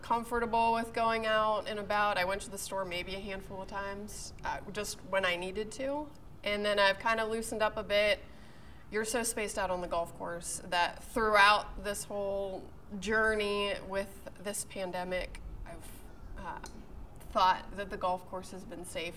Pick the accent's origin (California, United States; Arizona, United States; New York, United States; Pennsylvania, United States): Pennsylvania, United States; Pittsburgh; moved away as an adult; also born or lived in Missouri / Tennessee; now in Richmond, United States; I'm originally from Pittsburgh